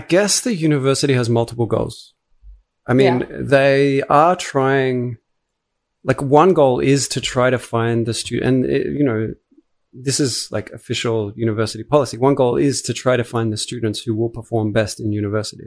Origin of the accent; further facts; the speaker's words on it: Australia; as an Australian